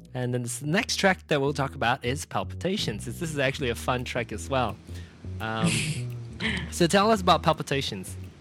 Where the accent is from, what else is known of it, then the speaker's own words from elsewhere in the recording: Penang, Malaysia; Penang, my hometown